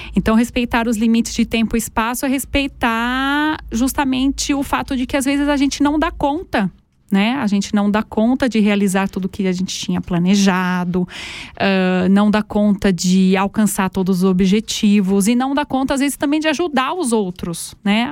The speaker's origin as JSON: {"language": "Portuguese", "country": "Brazil", "moved": "as an adult", "lives_now": "Aargau, Switzerland", "said": "Eu sou brasileira"}